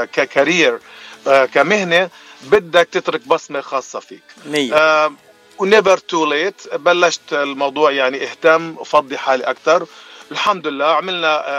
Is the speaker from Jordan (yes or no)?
yes; Jordan; moved away as an adult; now in Los Angeles, United States; أنا من الأردن حبيبي باتشي وصار لي بأمريكا من ال 2020